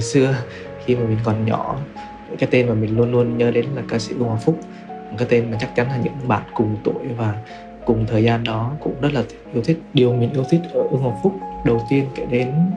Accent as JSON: {"language": "Vietnamese", "region": "Quảng Trị", "country": "Vietnam", "tie": "born or raised there", "moved": "yes", "lives_now": "Ho Chi Minh City, Vietnam", "said": "mình đang sống tại thành phố Hồ Chí Minh, quê của mình thì ở Quảng Trị"}